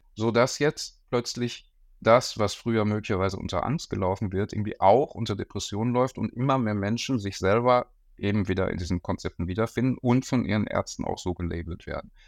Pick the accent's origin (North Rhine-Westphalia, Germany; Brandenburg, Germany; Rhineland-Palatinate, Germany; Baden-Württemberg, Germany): North Rhine-Westphalia, Germany; Bochum; now in Berlin, Germany; Ich bin Bochumer ähm, und habe äh, in Bochum auch meine äh, Psychologieausbildung gemacht an der Uni.